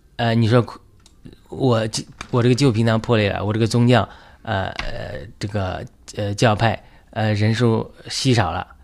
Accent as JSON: {"language": "Chinese", "country": "China", "said": "我们中国人"}